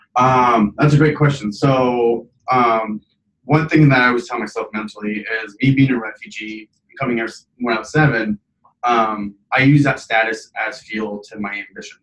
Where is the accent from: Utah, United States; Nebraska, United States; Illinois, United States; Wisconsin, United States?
Nebraska, United States; Lincoln; also born or lived in Iraq; I'm originally from Iraq. Came to Lincoln, Nebraska when I was seven. Raised here.